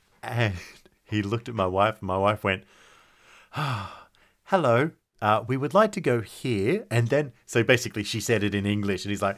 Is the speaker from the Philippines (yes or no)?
no; Australia; I'm very Aussie in that way.